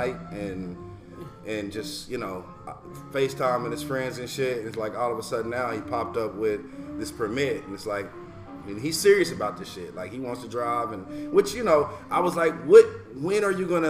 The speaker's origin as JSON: {"language": "English", "region": "Missouri", "country": "United States", "said": "I'm from Missouri."}